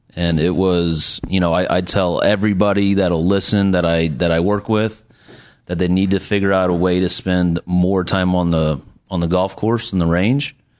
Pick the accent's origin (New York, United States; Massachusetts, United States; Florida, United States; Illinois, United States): Illinois, United States; Bloomington; I'm from Bloomington, Illinois, and it's actually a pretty big golf town